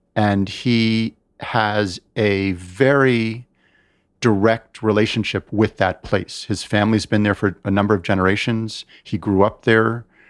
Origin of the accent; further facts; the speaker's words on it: United States; I'm American. I am very much an American.